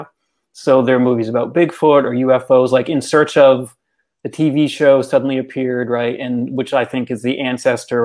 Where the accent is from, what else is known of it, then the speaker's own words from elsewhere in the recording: Massachusetts, United States; I grew up in Massachusetts. I've lived in Massachusetts most of my life, and I've lived in New England really all my life